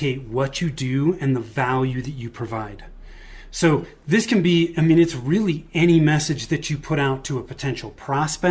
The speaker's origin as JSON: {"language": "English", "area": "Bay Area", "region": "Northern California", "country": "United States", "tie": "born or raised there", "moved": "as an adult", "lives_now": "Denver, United States", "said": "I was born and raised in Northern California in the Bay Area, moved to the Denver area with my wife in 2008, and that's where we still are today"}